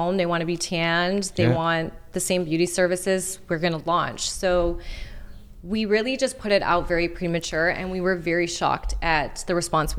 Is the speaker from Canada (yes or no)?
yes; Montreal, Quebec, Canada; people that I grew up with in Montreal